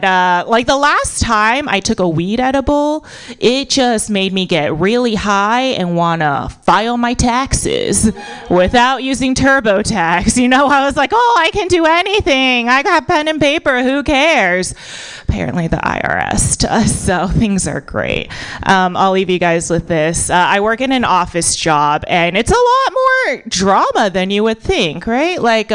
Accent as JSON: {"language": "English", "country": "United States", "tie": "born there", "said": "So my parents are, so I was born in America, but my parents are immigrants. So my parents are Buddhist Chinese immigrants"}